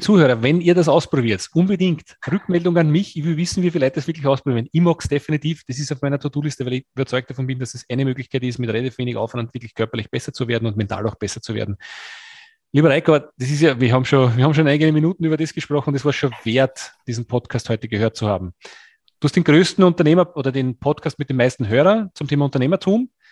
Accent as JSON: {"language": "German", "country": "Austria", "said": "Gefriertruhe heißt es bei uns in Österreich"}